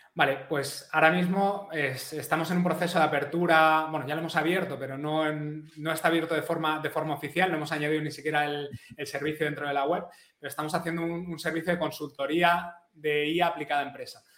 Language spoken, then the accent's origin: Spanish; Madrid, Community of Madrid, Spain; now in Catalonia, Spain; soy madrileño, aunque ahora vivo en Cataluña